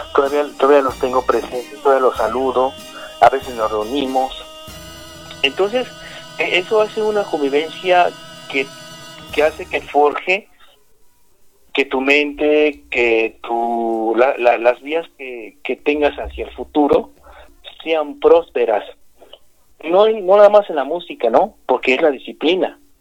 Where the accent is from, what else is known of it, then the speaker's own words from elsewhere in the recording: Mexico City, Mexico; soy originario de la alcaldía Iztapalapa, aquí en la Ciudad de México